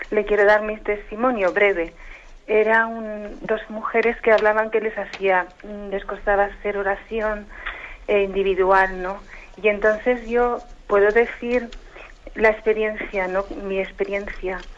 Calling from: Zaragoza, Aragon, Spain; de Zaragoza.

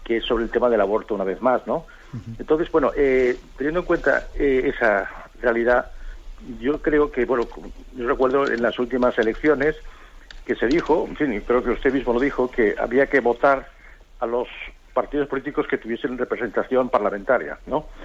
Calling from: Almería, Andalusia, Spain; de Almería.

